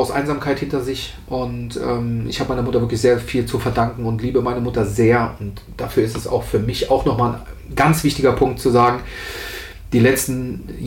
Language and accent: German; Rhineland, Germany; Was dich per se als Rheinländer, ich versuche jetzt auch Hochdeutsch zu sprechen, aber der rheinische Junge, der ähm, bimmelt halt immer raus.